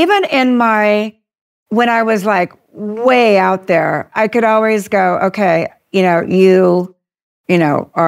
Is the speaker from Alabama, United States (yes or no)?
no; Southern California, United States; I grew up in Southern California.